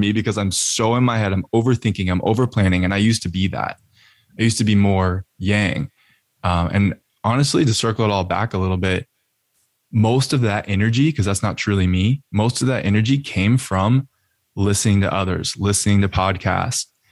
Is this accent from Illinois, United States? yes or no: no; Austin, Texas, United States; also born or lived in Colorado; now in California, United States; I'm from Austin, Texas